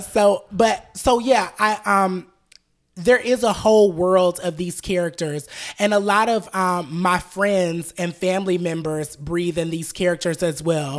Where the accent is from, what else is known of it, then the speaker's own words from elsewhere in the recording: Atlanta, Georgia, United States; I grew up in Southwest Atlanta off Cascade Road